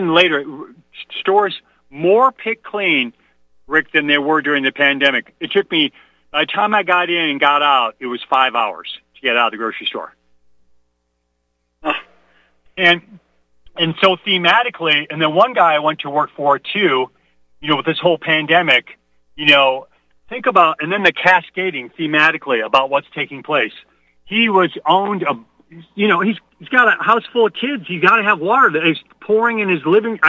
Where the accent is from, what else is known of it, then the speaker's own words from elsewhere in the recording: Midwest, United States; I was raised in the Midwest.